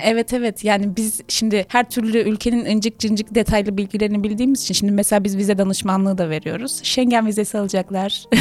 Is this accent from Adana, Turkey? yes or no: yes; Adana, Turkey; moved away; also born or lived in Kocaeli / Istanbul